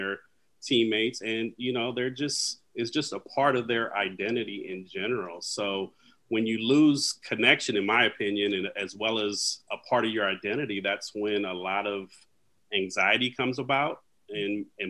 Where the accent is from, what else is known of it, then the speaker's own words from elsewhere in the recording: Vallejo, California, United States; So I'm from Vallejo, California, up in the Northern Bay area.